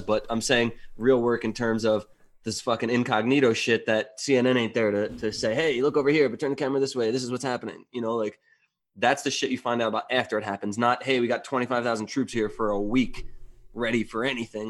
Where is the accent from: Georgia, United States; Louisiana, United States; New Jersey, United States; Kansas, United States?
New Jersey, United States; moved away; I'm originally from New Jersey